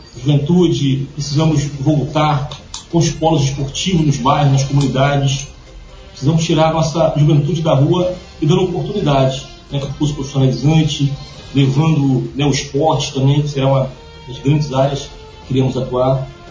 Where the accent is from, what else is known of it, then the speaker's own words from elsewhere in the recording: Angra dos Reis, Rio de Janeiro, Brazil; nascida e criada aqui no Parque Belém